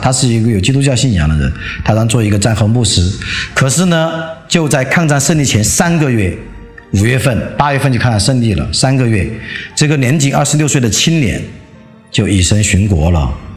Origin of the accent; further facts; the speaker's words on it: Leshan, Sichuan, China; 四川乐山，嗯，我的故乡